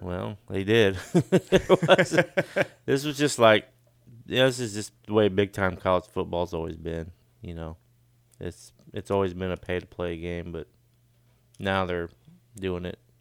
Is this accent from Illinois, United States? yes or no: yes; Sidney, Illinois, United States; moved away; a town I grew up in Illinois, but it's called Sydney